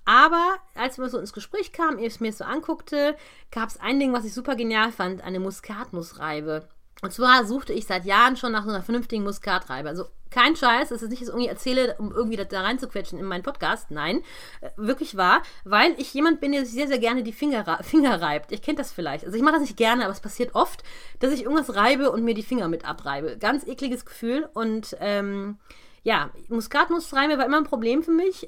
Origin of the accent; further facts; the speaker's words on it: Krefeld, North Rhine-Westphalia, Germany; Also aus meiner Heimatstadt